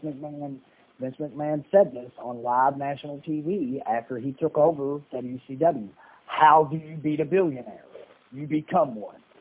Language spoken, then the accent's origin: English; Louisville, Kentucky, United States; moved away as an adult; also born or lived in Dallas, Texas; I spent four years in Dallas uh, Texas, and then um, uh, in 1984, my mom and me moved to Louisville, Kentucky